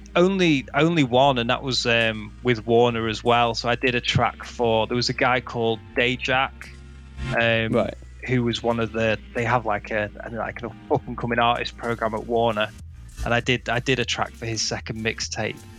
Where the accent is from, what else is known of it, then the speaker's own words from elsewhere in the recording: Macclesfield, North West England, United Kingdom; I'm from Macclesfield, which is like right on the hills where um, people used to throw raves